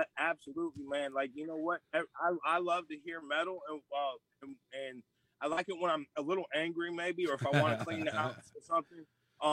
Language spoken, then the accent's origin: English; Chicago, Illinois, United States; I grew up in Chicago